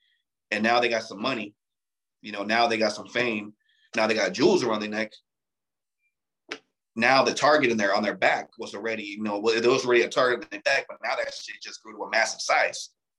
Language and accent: English; Torrance, California, United States; But the thing is that I'm from Torrance. Torrance is not a fucking poor city.